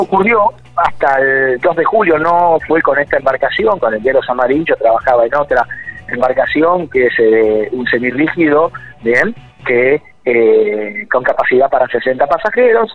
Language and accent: Spanish; Puerto Pirámides, Chubut, Argentina; por mi pueblo, por Puerto Pirámides